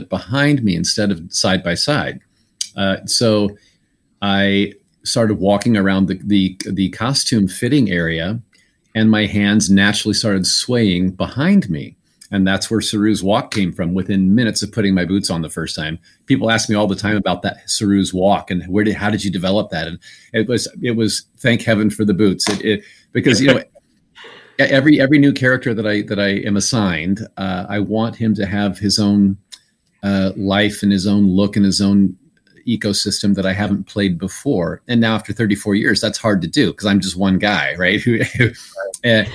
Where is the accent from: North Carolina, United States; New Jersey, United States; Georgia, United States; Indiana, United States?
Indiana, United States; moved away; my home state of Indiana